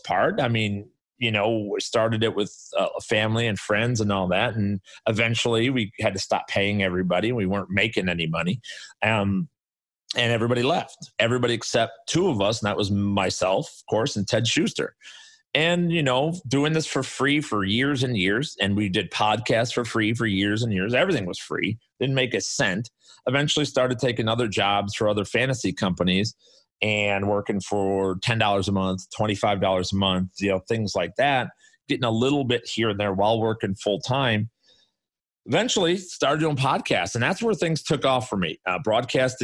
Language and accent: English; Chicago, Illinois, United States; guys you've probably never heard from that I grew up with on the South Side